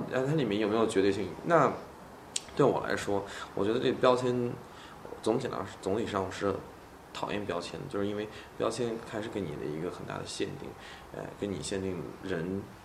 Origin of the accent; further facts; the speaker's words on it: Xuzhou, Jiangsu, China; moved away; 我的老家徐州